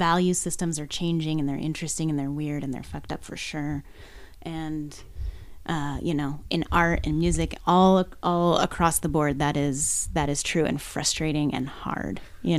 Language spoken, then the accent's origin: English; Seattle, Washington, United States; I came from Seattle, which obviously is a very different world, you know, in terms of fundraising.